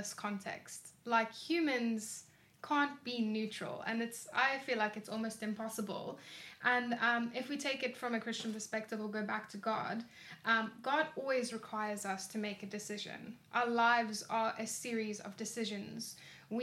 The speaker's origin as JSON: {"language": "English", "town": "Cape Town", "region": "Western Cape", "country": "South Africa", "tie": "born or raised there", "said": "I was born in Cape Town and I've lived here for most of my life."}